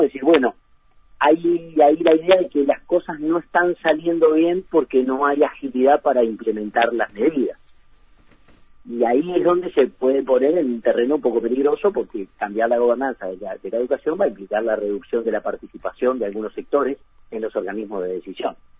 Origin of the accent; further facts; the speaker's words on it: Uruguay; nosotros los uruguayos